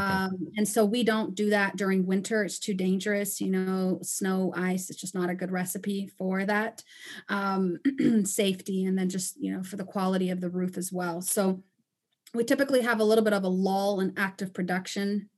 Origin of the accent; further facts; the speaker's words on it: Panama; moved away as an adult; also born or lived in Costa Rica / Chicago, United States; now in United States; I am originally from Panama and Costa Rica, and, um, I immigrated here to the States almost eight years ago